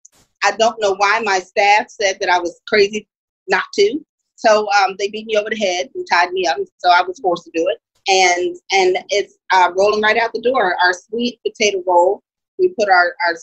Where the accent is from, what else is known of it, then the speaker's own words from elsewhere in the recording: Philadelphia, Pennsylvania, United States; moved away as an adult; also born or lived in Indiana, Pennsylvania; I was born and raised in Philadelphia